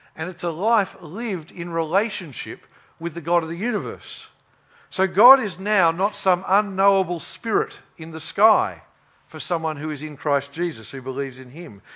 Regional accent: Queensland, Australia; I grew up in Queensland

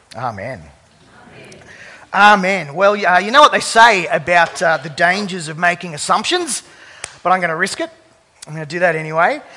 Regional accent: Sydney, New South Wales, Australia; I grew up uh, across the bridge in the Sutherland Shire

